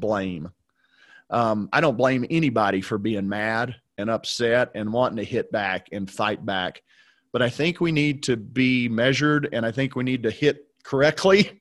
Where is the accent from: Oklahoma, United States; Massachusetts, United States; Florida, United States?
Oklahoma, United States; I'm from Oklahoma